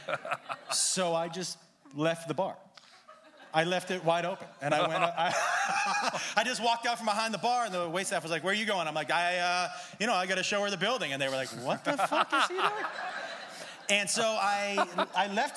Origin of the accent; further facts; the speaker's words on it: Massachusetts, United States; I grew up in Massachusetts